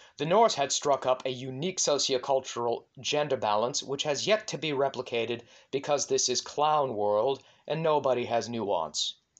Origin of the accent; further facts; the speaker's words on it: Maine, United States; my home state of Maine